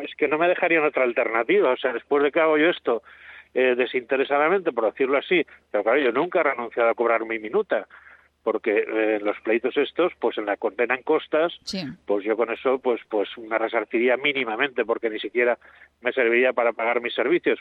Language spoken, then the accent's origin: Spanish; Benavarre, Aragon, Spain; de Benavarre, de donde yo soy originario, somos de habla catalana, pero somos aragoneses.